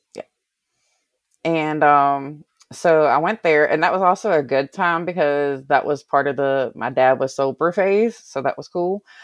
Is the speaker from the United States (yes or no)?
yes; Covington, Virginia, United States; I grew up in a small little small little town called, um, Covington in Allegheny County in Virginia